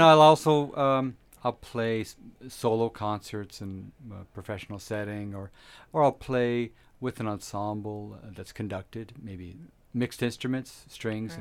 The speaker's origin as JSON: {"language": "English", "region": "Ontario", "country": "Canada", "tie": "born or raised there", "moved": "yes", "lives_now": "Camrose, Canada", "said": "I was born in Ontario"}